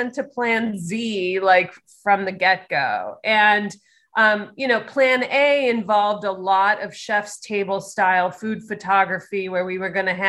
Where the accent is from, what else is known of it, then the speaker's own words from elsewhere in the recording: Chicago, Illinois, United States; moved away; my hometown